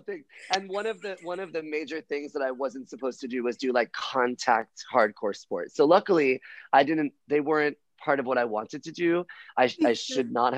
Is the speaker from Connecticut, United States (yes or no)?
no; Miami, Florida, United States; I was born in Miami on South Beach, which made me a homo from birth